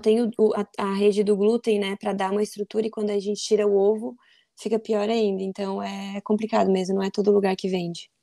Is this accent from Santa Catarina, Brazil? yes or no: yes; Forquilhinha, Santa Catarina, Brazil; eu sou de Forquilinha, Santa Catarina, uma cidade pequenininha